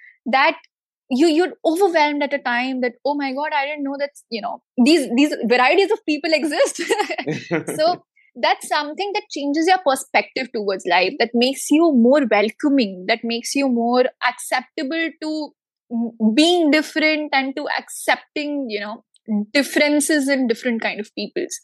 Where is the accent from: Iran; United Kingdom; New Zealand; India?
India; Delhi; I am born and brought up in Delhi